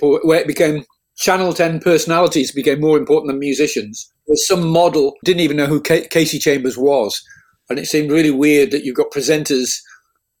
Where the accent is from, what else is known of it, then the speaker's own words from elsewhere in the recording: England, United Kingdom; moved away as an adult; now in Sydney, Australia; I was from England and I'd been to America